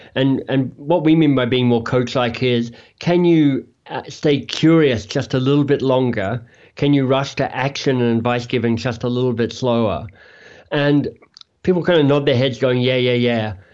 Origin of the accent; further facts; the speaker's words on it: Australia; moved away as an adult; also born or lived in Oxford, United Kingdom / Toronto area, Canada; now in Toronto, Canada; I'm from Australia, but in Canada now